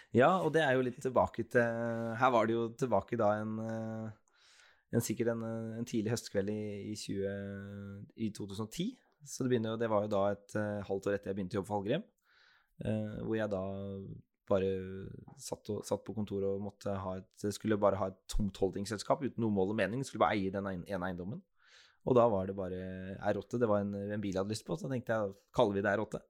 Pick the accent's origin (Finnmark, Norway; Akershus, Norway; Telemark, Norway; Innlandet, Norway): Telemark, Norway; Skien; also born or lived in Bergen; Jeg er jo en ordentlig Gjerpen-gutt, jeg. Så jeg er født og oppvokst på, på Gjerpen